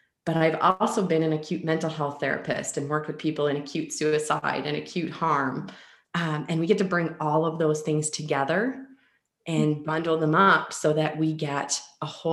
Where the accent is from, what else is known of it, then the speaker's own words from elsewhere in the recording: Ponoka, Alberta, Canada; So I'm from a small town of about 7,000 people called Ponoka in Alberta, Canada. And my family, we were very active as a family growing up